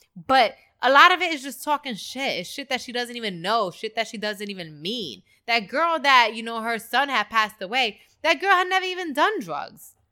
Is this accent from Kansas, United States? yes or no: no; New York City, New York, United States; I'm from the Bronx